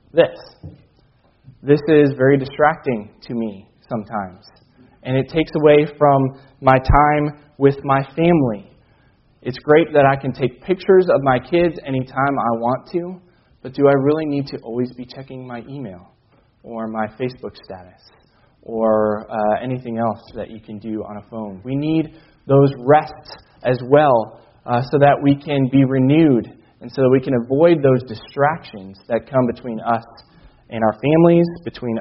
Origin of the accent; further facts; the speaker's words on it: Chicago, Illinois, United States; I couldn't watch Bears games on Sunday afternoons growing up in Chicago